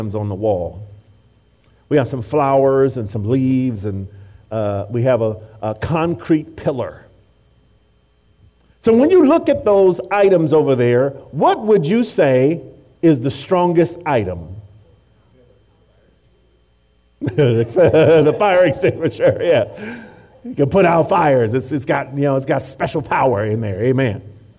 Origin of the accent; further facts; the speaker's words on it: Oakland, California, United States; I became a Raider fan because I grew up in Oakland and I saw silver and black everywhere